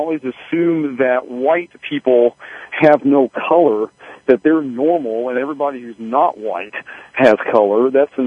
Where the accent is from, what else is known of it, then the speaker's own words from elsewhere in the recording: Missouri, United States; moved away as an adult; also born or lived in Arkansas; now in Indiana, United States; I grew up in Missouri, which is sort of both north and south and neither north and south at the same time.